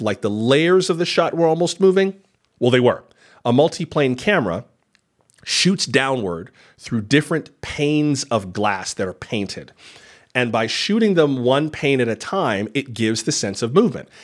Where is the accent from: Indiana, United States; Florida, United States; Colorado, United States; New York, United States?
Florida, United States; In my home state of Florida